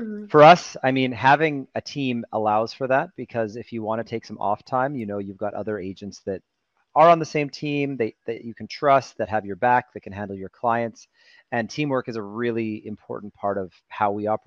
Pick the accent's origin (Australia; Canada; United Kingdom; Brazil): Canada; Edmonton, Alberta; moved away as an adult; now in Vancouver, Canada; I'm from Canada. I was born in Edmonton, Alberta, which is just north of Montana.